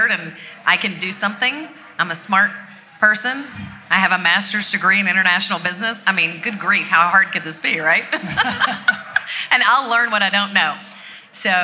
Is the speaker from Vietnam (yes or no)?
no; Georgia, United States; I'm from Georgia